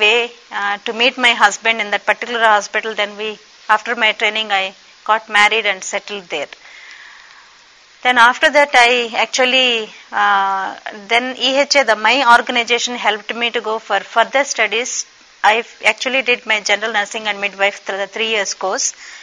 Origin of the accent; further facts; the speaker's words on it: Raxaul, Bihar, India; I come from Bihar, Raxol, the place called Raxol in state of the Bihar from India.